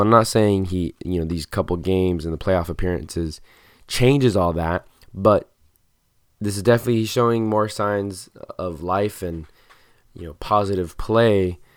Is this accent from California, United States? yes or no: yes; Southern California, United States; growing up in Southern California